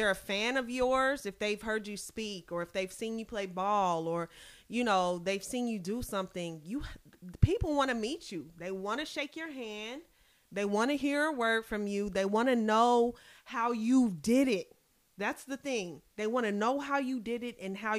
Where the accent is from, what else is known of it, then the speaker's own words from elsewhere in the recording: United States; I'm from America